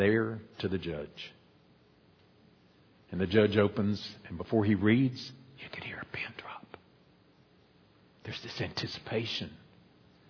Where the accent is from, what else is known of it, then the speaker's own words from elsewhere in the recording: United States; us as American Christians